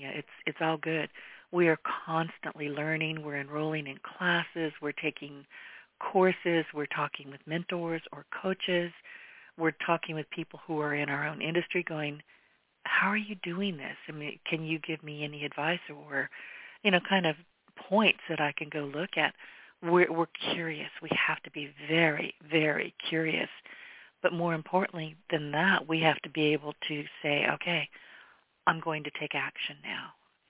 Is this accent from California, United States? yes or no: yes; California, United States; I was born and raised in California. I've been here in southwest Louisiana largely most of my life.